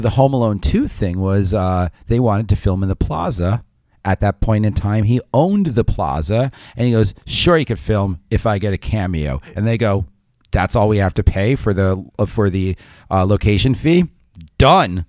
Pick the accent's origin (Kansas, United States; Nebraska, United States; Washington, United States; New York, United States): New York, United States; New York suburbs, United States; as a New Yorker from the suburbs